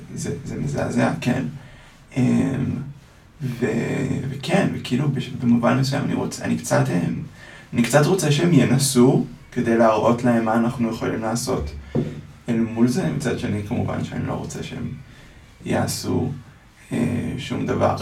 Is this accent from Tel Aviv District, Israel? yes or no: no; Ra'anana, Central District, Israel; גדלתי ברעננה להורים אשכנזים מאוד משכילים